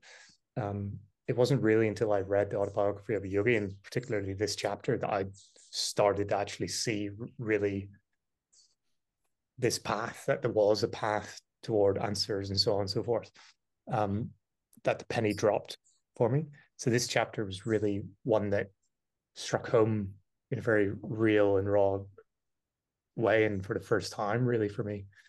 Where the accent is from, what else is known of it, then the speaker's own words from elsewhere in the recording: Ireland; also born or lived in United Kingdom; growing up in Ireland, I'd never heard mention of the word guru.